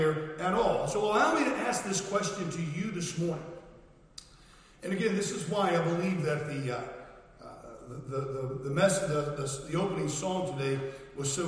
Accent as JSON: {"language": "English", "country": "United States", "moved": "as an adult", "lives_now": "United Kingdom", "said": "I'm American. I'm British as well. I'm a dual citizen now."}